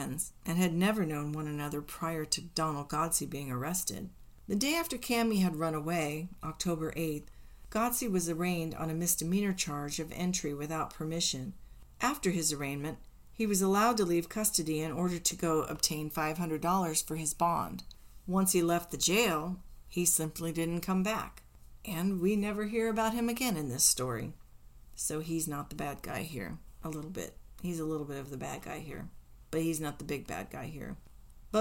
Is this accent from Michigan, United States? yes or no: no; Indiana, United States; When I grew up in Indiana, we used to empty bags of feed corn kernels on people's doorsteps, which we Hoosier kids cleverly called corning.